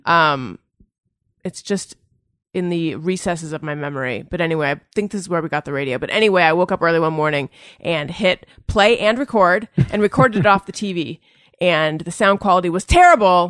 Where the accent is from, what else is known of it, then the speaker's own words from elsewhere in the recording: Orange County, California, United States; I'm from Orange County